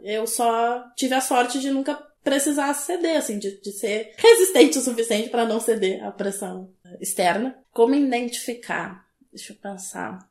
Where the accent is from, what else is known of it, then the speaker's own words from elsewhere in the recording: below Lagoa dos Patos, south of Rio Grande do Sul, Brazil; Eu sou do sul do Rio Grande do Sul